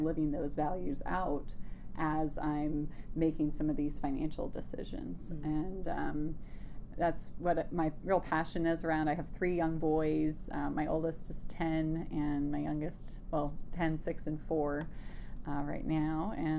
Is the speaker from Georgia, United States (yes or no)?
no; Wisconsin, United States; But I grew up primarily in Wisconsin, and we moved around quite a bit when I was young.